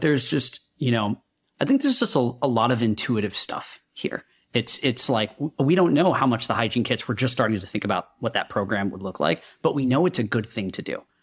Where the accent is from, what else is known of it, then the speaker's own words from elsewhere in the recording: India; now in United States; I'm a kid from India, uh, who thought I'd be a doctor. I made my way to the U S